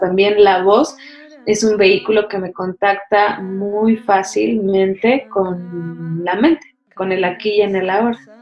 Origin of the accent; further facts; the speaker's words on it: Mexico City, Mexico; also born or lived in India; Yo crecí ahí en la UNAM, ¿no? Así literal. Ahí jugaba, era mi, jardín para jugar.